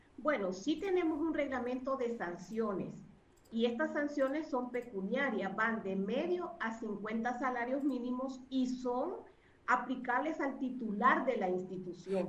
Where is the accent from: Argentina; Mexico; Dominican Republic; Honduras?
Honduras; como hondureños